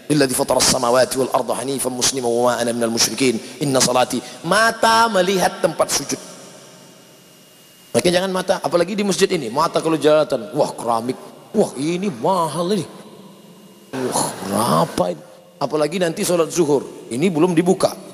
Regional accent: Sumatra, Indonesia; Saya bukan orang Jawa, saya orang Melayu dari Sumatera.

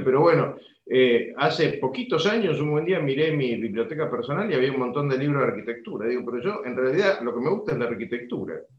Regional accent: Argentina

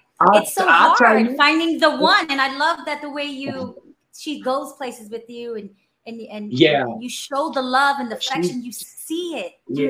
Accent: Florida, United States; we love Orlando. We're from South Florida.

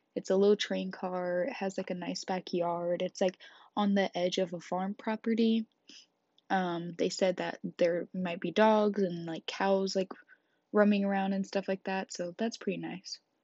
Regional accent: Kansas, United States; I grew up in Kansas

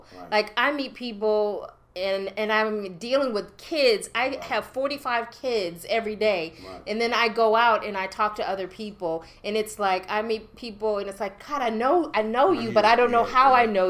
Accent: Bronx, New York, United States; Low, man, I'm from the Bronx.

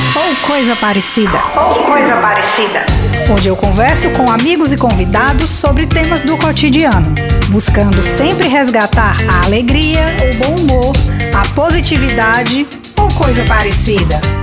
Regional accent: Ceará, Brazil; eu sou cearense

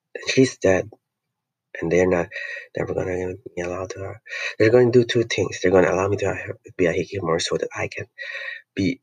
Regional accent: Philippines; I'm not any, an American, I'm not a European, I'm Filipino

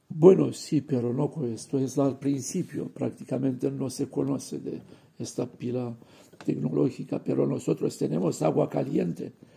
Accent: Romania; Spanish is a second language; moved away as an adult; now in Barcelona, Spain

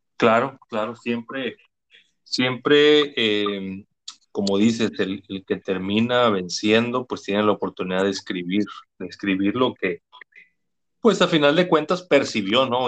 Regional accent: Mexico; Nosotros somos mexicanos

